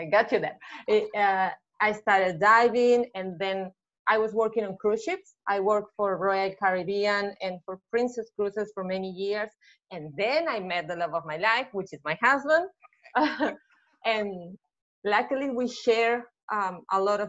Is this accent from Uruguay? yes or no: yes; Uruguay; English is a second language; moved away as an adult; now in Mexico; I'm originally from Uruguay, and I moved a year ago to Mexico